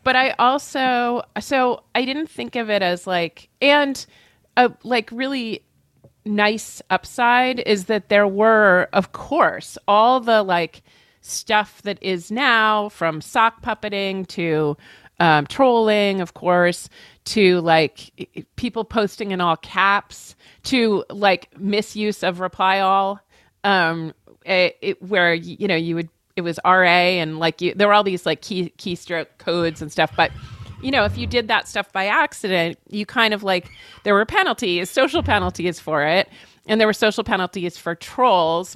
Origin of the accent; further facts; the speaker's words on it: New Hampshire, United States; where I was born in New Hampshire